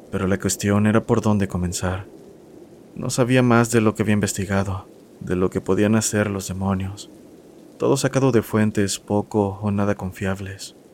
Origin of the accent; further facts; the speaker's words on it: Guadalajara, Jalisco, Mexico; now in Serano, Mexico; soy originario de Guadalajara, aunque ahora resido en Serano, Guanajuato, un pequeño pueblo colindante a Michoacán.